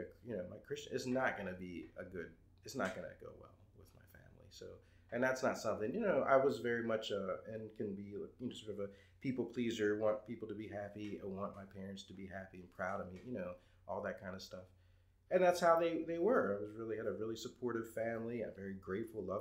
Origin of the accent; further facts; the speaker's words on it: Baltimore, Maryland, United States; moved away as an adult; also born or lived in California; I'm from Baltimore